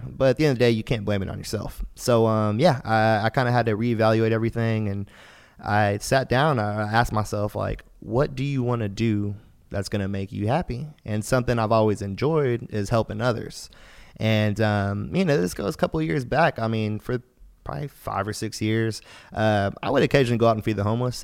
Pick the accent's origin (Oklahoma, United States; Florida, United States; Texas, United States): Texas, United States; Houston; I'm from Houston.